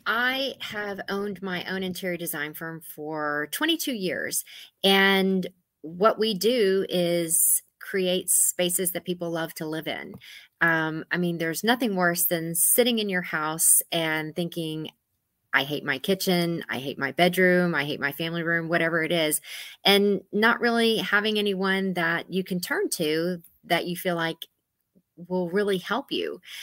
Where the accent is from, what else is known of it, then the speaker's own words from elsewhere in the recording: Gonzales, Texas, United States; moved away as an adult; also born or lived in Houston, Texas; now in Northern Virginia, United States; I grew up in Gonzales, Texas, born in Houston, Texas